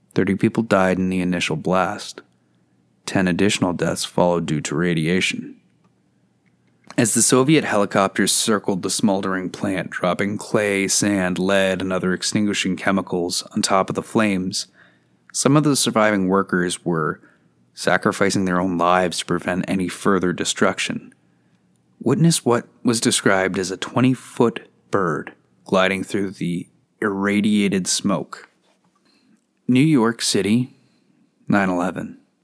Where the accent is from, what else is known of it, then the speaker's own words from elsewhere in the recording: Canada; As a Canadian with maple syrup running through my veins